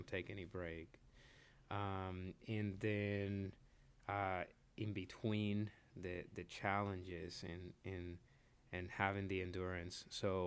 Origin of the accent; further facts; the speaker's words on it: Puerto Rico; also born or lived in Dominican Republic / Florida / Nashville; now in Lexington, United States; I was born in the Dominican Republic. I grew up in Puerto Rico, but then from there moved to Florida.